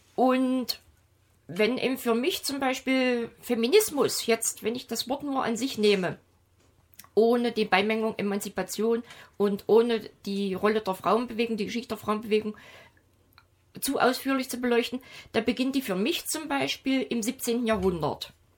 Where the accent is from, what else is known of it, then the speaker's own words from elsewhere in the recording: Germany; ich bin als in der DDR aufgewachsene Frau